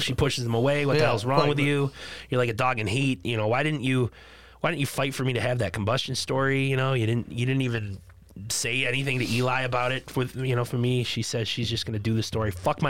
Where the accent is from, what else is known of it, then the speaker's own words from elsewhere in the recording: Boston, Massachusetts, United States; accent: Boston; I'm slipping back into my Boston accent.